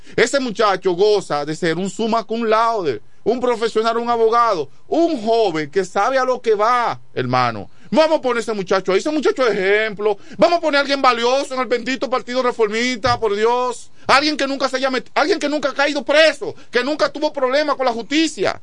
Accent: La Romana, Dominican Republic; also born or lived in Chavón; Yo vivo en Quisqueya también, y, yo llegué a vivir a Quisqueya cuando tenía eh, unos ocho años, que fue cuando vine de Chabón

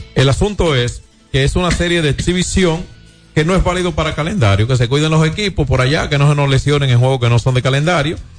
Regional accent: Dominican Republic

